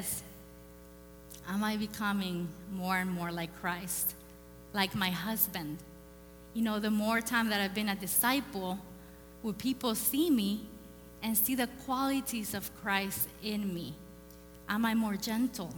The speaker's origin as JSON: {"language": "English", "country": "El Salvador", "tie": "born or raised there", "moved": "yes", "said": "I grew up in El Salvador."}